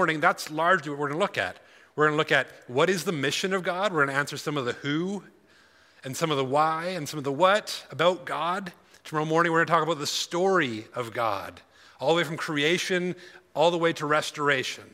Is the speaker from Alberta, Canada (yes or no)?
yes; Alberta, Canada; I'm from Alberta